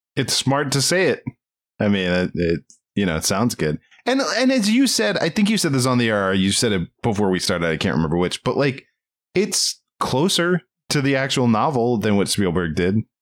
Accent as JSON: {"language": "English", "region": "Maryland", "country": "United States", "said": "we're from Maryland, or I'm from Maryland"}